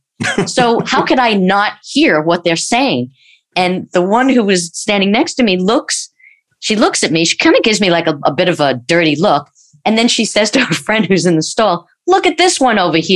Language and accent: English; New York, United States; growing up in New York